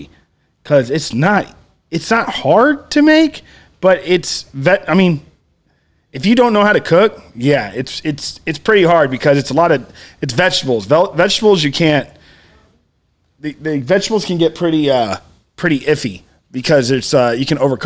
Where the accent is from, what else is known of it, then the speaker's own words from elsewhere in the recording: Cuero, Texas, United States; I'm from a little town, Cuero